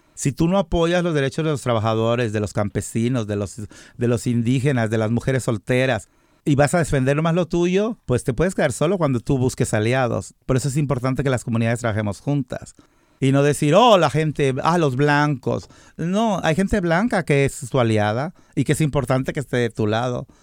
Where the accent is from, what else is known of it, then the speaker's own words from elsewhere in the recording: Guadalajara, Jalisco, Mexico; moved away as an adult; now in United States; yo soy mexicano